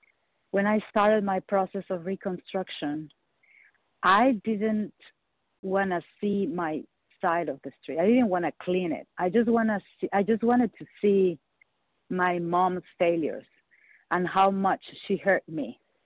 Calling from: Michigan, United States; I'm calling from Michigan.

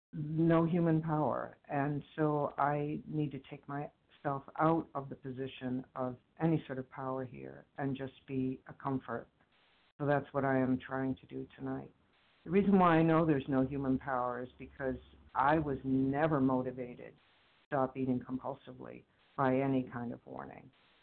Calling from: Boston, Massachusetts, United States; I'm from the Boston area.

